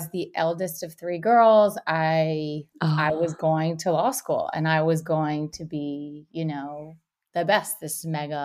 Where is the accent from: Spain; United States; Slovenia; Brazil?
United States; Miami, Florida; I'm born and raised in Miami, come from a Cuban family